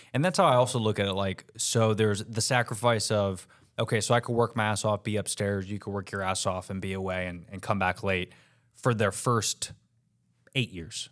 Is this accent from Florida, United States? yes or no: yes; Orlando, Florida, United States; I was raised, if anybody knows Orlando, um, Lee Road.